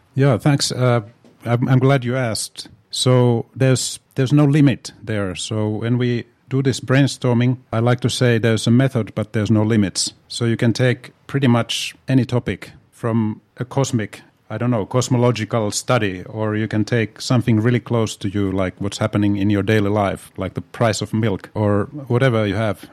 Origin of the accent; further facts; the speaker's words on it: Tampere, Pirkanmaa, Finland; moved away as an adult; also born or lived in Helsinki; born in Helsinki, but my hometown really is Tampere.